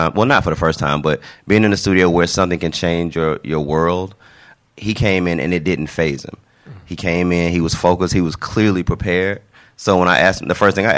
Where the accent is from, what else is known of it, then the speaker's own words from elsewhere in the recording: Atlanta, Georgia, United States; I grew up in Atlanta, born and raised, a Grady baby, Grady Hospital